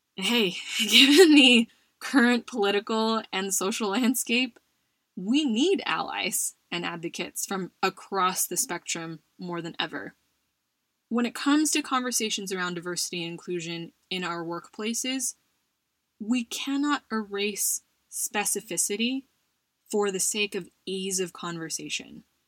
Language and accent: English; United States; now in Spain; someone who identifies as Asian American, Filipino American to be specific, and is also a minority as an immigrant in Spain